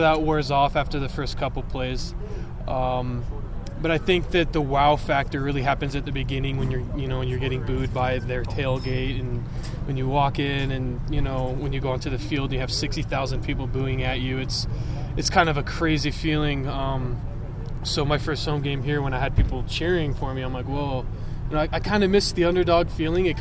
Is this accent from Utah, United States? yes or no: yes; Orem, Utah, United States; I'm from Orem, so my dad's a professor here at BYU